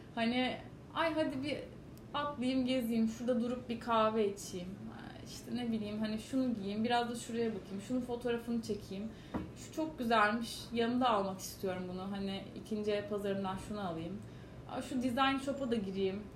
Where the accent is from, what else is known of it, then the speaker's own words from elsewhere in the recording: Istanbul, Turkey; also born or lived in New York / London; Kadıköy çocuğum yani